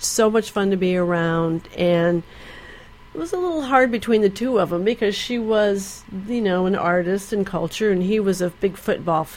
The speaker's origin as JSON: {"language": "English", "town": "Ann Arbor", "region": "Michigan", "country": "United States", "tie": "born or raised there", "moved": "yes", "said": "we grew up in Michigan, in Ann Arbor, Michigan"}